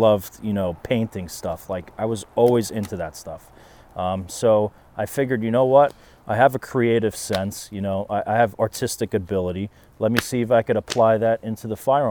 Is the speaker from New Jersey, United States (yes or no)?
yes; South River, New Jersey, United States; growing up in South River